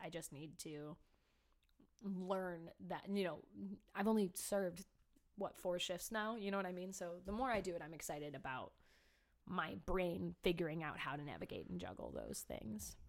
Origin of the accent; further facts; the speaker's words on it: Cleveland, Ohio, United States; moved away; I'm from Cleveland